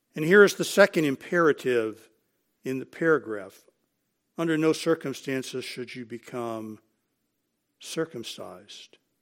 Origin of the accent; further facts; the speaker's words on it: United States; we are Americans.